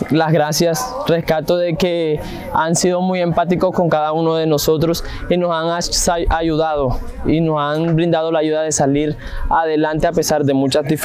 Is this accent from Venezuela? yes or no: yes; Venezuela; moved away; Eh, todo empezó cuando llegué de Venezuela.